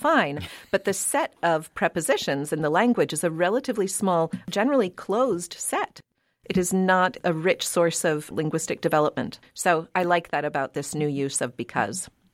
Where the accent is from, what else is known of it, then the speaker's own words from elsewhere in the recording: Pittsburgh, Pennsylvania, United States; now in New England, United States; growing up in Pittsburgh, Pennsylvania